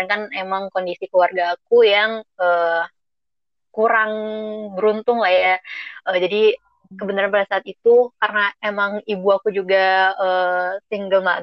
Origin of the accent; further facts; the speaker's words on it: Bengkulu, Indonesia; jadi uh, aku itu aslinya dari Bengkulu.